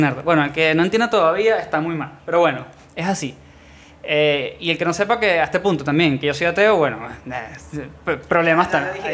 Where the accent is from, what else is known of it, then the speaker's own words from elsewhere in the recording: Venezuela; moved away; vengo de Venezuela